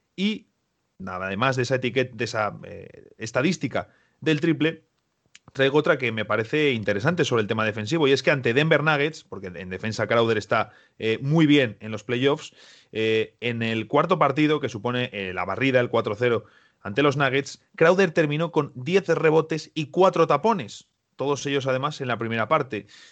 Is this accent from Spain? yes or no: yes; Spain; En España no tenemos una expresión como cangrejear, decimos directamente ser listos